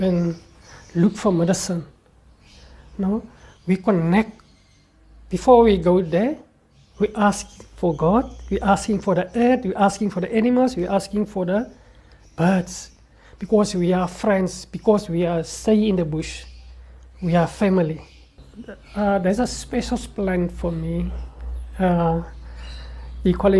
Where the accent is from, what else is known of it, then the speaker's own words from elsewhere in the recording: Kalahari, South Africa; English is a second language; I was born in the Kalahari Desert as a Bushman. I grew up in the Kalahari and I stay already in the Kalahari